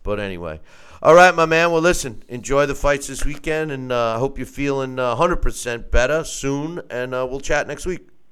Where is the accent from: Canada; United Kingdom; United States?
United States; New York; New York is my home state, and I was a licensed promoter there